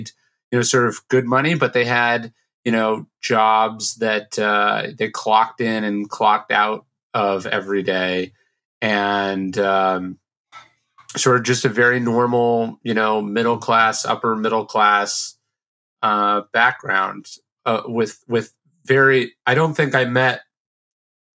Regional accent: Sacramento, California, United States; born or raised there

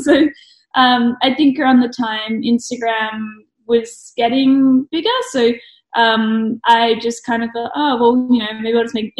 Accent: Brisbane, Queensland, Australia; also born or lived in Melbourne; now in Adelaide, Australia; I was born in Melbourne, grew up in Brisbane. I moved here and studied graphic design at UniSA.

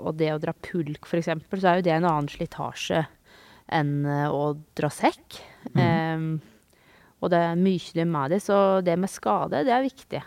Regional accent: Telemark, Norway; also born or lived in Australia; now in Vågå, Norway; Jeg kommer jo ikke herifra, jeg kommer jo fra Telemark

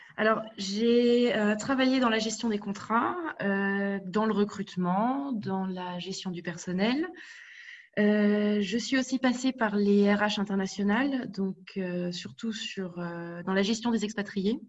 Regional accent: France; moved away as an adult; now in Berlin, Germany; ma mère étant allemande et venant de Rhénanie, mais j'ai grandi en France. Je suis partie euh, en Allemagne

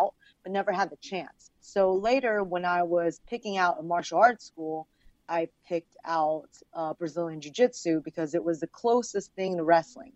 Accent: Virginia, United States; English is a second language; moved away as an adult; also born or lived in Los Angeles; I'm actually from Virginia

